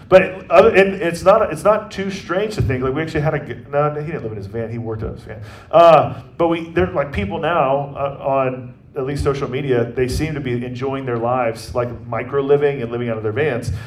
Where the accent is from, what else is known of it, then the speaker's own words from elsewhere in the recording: Atlanta, Georgia, United States; now in Kansas City, United States; I'm from Atlanta and how our family will be rooting for sports teams that are from Atlanta